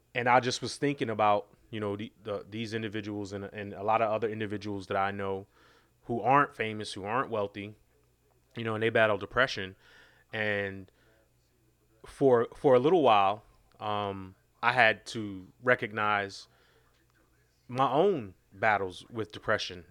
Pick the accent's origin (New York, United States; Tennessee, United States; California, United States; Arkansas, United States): New York, United States; New York City; I, I grew up in New York City, uh, in Queens